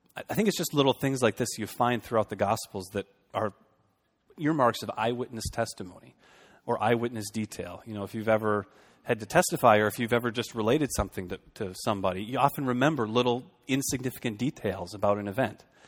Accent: Fargo, North Dakota, United States; moved away as an adult; also born or lived in Boston / Minneapolis–Saint Paul; now in Shoreview, United States; I grew up in Fargo, so we're almost in Minnesota.

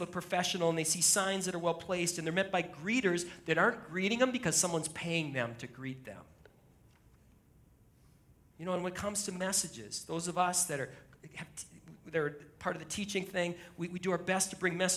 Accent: Shoreview, Minnesota, United States; this is my hometown. I live a mile and a half from here

